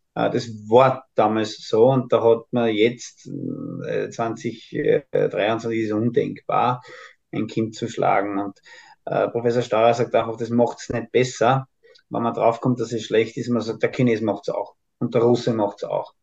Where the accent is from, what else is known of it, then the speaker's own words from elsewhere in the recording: Austria; als Österreicher